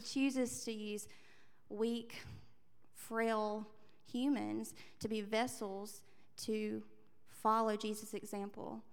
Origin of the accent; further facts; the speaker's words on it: Andalusia, Alabama, United States; also born or lived in London; I grew up in Andalusia, Alabama